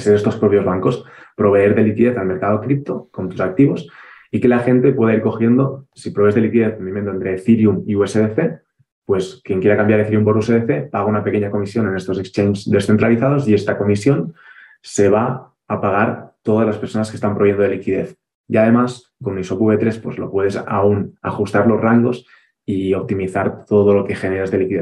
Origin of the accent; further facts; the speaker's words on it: Barcelona, Catalonia, Spain; moved away as an adult; now in Andorra; los que somos de Barcelona